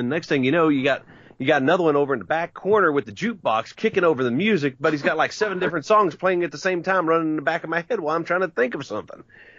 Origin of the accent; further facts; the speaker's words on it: West Virginia, United States; You know, because I was born and raised in West Virginia, coal fields of Mingo and Logan County, West Virginia, down where the Hatfields and McCoys ran about.